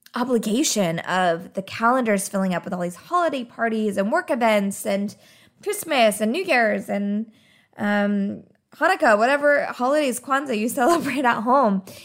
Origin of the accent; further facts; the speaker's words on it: Arizona, United States; I grew up in Arizona